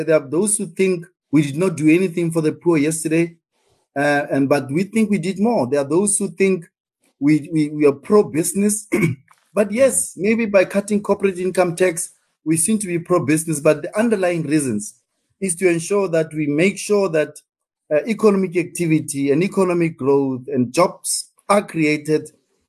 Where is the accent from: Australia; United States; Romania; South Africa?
South Africa; what's in there for me as a South African, ordinary South African